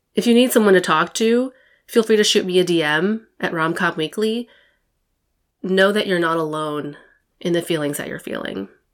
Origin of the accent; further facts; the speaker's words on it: United States; I'm Taiwanese American. My parents were born in Taiwan and immigrated to the U S in the seventies